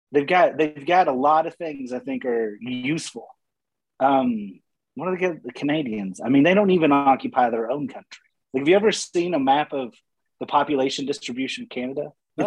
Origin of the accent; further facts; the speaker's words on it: Texas, United States; moved away; I grew up in Texas